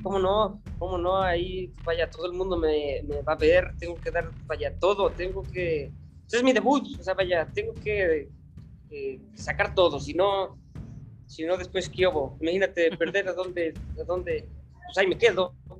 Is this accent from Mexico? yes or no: yes; Mancuernas, Puebla, Mexico; mi pueblito está al noreste del estado de Puebla. Se llama Mancuernas, es un pueblo muy chiquito